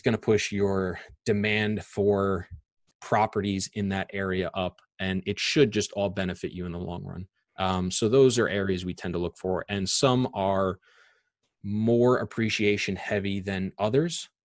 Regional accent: Long Island, New York, United States; I'm born and raised in Long Island.

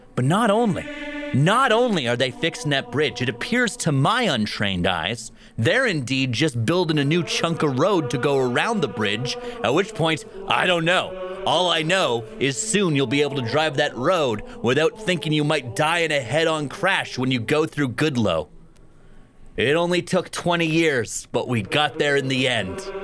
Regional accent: Grimshaw, Alberta, Canada; now in Fort St. John, Canada; Growing up in Grimshaw, Alberta, I was a member of a running club

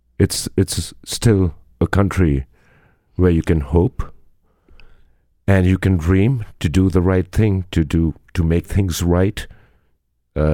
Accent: Punjab, India; now in Madison, United States; I'm a Punjabi by background, Indian, but an American

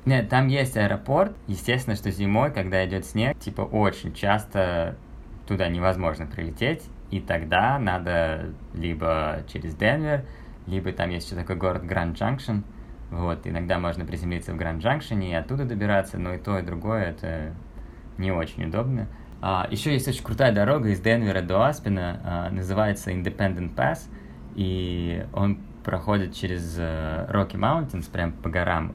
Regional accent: Saint Petersburg, Russia; moved away as an adult; also born or lived in Switzerland / Aspen, Colorado; now in Batumi, Georgia; я вообще э, родился и вырос в Петербурге

